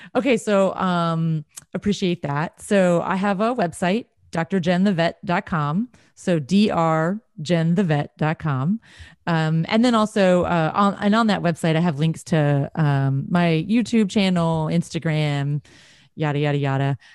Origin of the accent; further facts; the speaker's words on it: Texas, United States; I'm from Texas